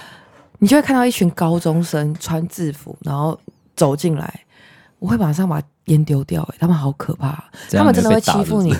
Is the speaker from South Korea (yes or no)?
yes; South Korea; moved away as an adult; now in Taiwan; 我是韩国出生，妈妈韩国人，爸爸台湾人